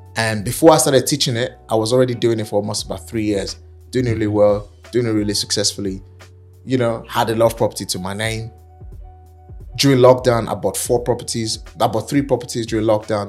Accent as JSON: {"language": "English", "country": "Nigeria", "accent": "African", "moved": "as an adult", "lives_now": "United Kingdom", "said": "I'm African, I'm Nigerian"}